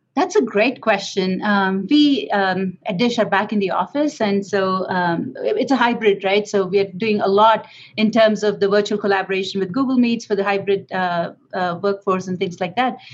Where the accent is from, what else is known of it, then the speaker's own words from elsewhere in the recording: India; moved away; I come from India